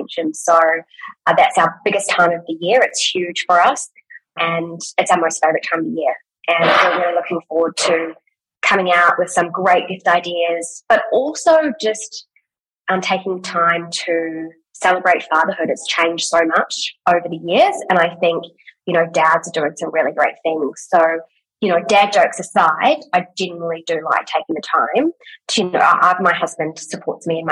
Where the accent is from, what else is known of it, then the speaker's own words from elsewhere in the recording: New Zealand; now in Australia; I'm from New Zealand